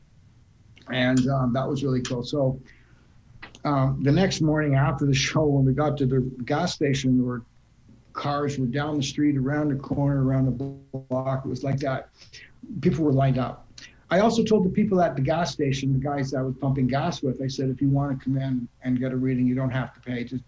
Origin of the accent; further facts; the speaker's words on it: Canada; I'm a Canadian.